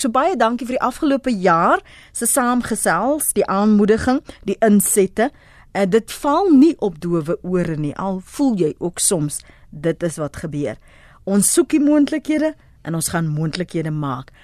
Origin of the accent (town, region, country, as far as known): South Africa